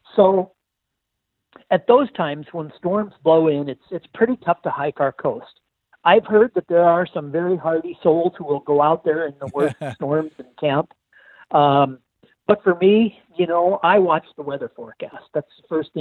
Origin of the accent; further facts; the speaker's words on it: Kirkland, Washington, United States; I'm from Kirkland, Washington, lifelong resident of Western Washington